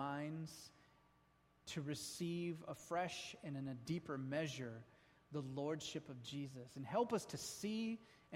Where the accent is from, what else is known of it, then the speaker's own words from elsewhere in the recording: United States; We're American.